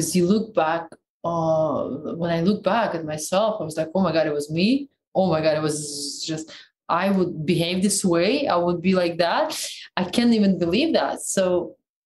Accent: Siberia, Russia; accent: Siberian; first language Russian; English is a second language; moved away as an adult; also born or lived in Moscow; when I came from Siberia, the way I spoke, it was so fast

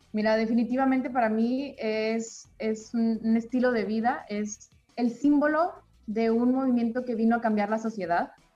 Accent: Chihuahua, Mexico; yo me considero una mexicana más, vengo de una familia normal, de una ciudad pequeña de nuestro país, Chihuahua

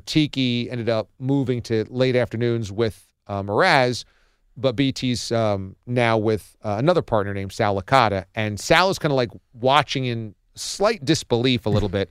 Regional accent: New York, United States; moved away as an adult; also born or lived in Fort Myers, Florida / Kansas City / Miami / Boston; I was from New York

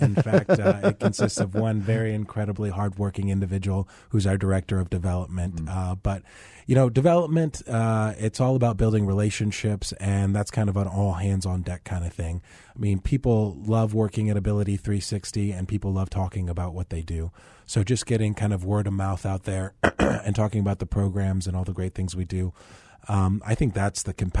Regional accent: Tomball, Texas, United States; also born or lived in New Orleans; Okay, yeah. I grew up in a little town. It's much larger now, but it's called Tomball. It's in northwest Houston.

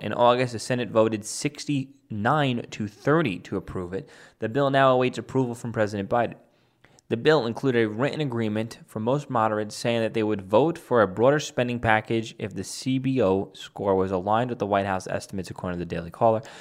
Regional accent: New York City, New York, United States; my hometown of Staten Island, New York

